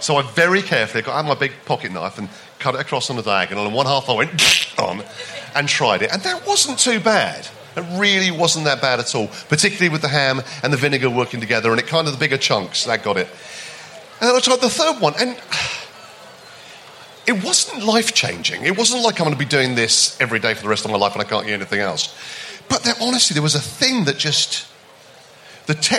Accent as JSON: {"language": "English", "country": "United Kingdom", "said": "we're British"}